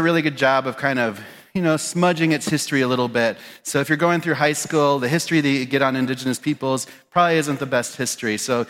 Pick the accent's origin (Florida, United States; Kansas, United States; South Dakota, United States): South Dakota, United States; Pine Ridge; moved away as an adult; also born or lived in Spearfish; I grew up in Pine Ridge. I grew up in Spearfish and in South Dakota in the Black Hills, and I started working in a lot of touristy restaurants.